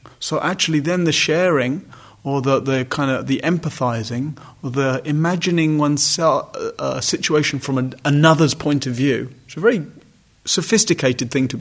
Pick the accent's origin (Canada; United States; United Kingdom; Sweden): United Kingdom; I'm male, I'm white, I'm British